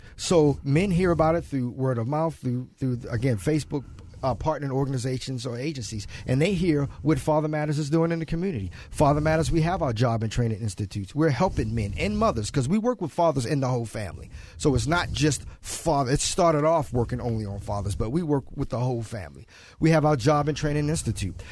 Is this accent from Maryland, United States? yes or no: yes; Baltimore, Maryland, United States; now in San Jose, United States; I'm originally from Baltimore, grew up from Baltimore in my childhood